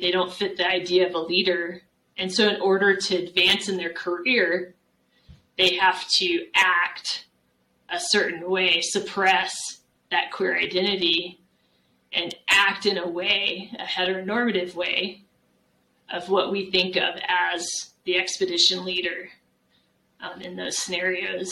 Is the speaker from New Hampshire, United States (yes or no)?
no; San Antonio, Texas, United States; moved away as an adult; also born or lived in Mammoth Lakes, California / Arizona; I grew up in San Antonio, Texas